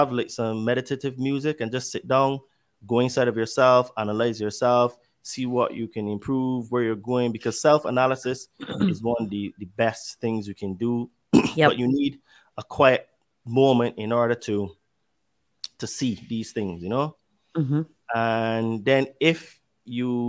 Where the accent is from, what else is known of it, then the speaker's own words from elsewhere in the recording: United Kingdom; I'm British